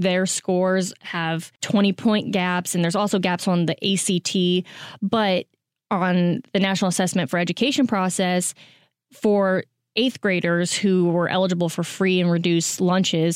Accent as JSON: {"language": "English", "region": "Kansas", "country": "United States", "moved": "yes", "said": "I'm from Kansas"}